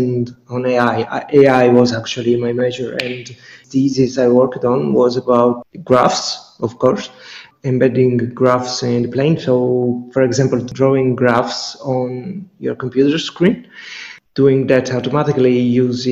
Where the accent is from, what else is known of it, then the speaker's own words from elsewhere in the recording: near Catania, Sicily, Italy; moved away; I chose to move to Catania, which is one of the biggest towns, one of the biggest cities in Sicily, but close to my hometown